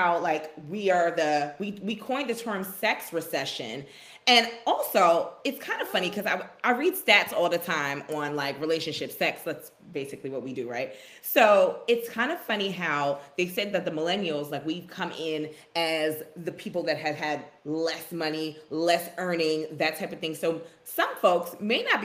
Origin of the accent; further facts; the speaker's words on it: New York, United States; being a New Yorker